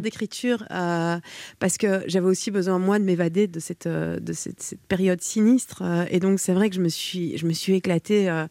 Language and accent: French; Belgium; je suis belge